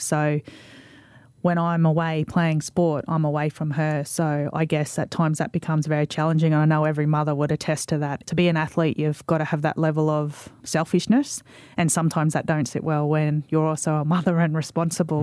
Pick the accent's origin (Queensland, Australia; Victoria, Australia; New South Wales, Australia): Queensland, Australia; Mackay; I'm a local girl. I'm from Mackay